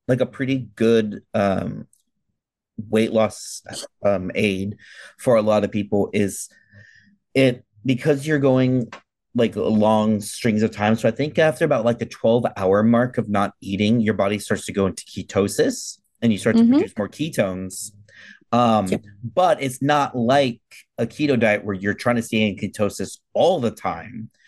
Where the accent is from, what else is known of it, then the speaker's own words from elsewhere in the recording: California, United States; I'm from California.